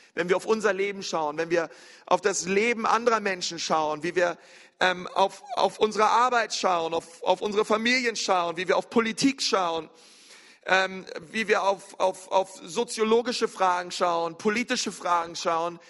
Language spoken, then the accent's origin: German; near the Uckermark, Brandenburg, Germany; In Brandenburg, in der Uckermark. Äh, gar nicht weit von meinem Heimatort